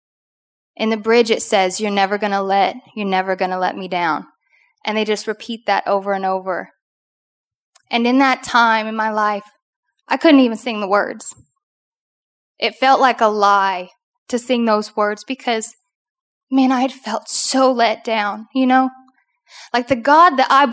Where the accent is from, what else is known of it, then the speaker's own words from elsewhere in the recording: Oklahoma, United States; now in Louisiana, United States; I grew up completely in Oklahoma